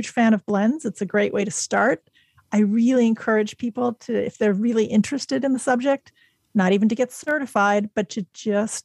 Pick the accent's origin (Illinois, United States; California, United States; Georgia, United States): Illinois, United States; Chicago; also born or lived in Germany; I moved to the U.S. when I was six, to Chicago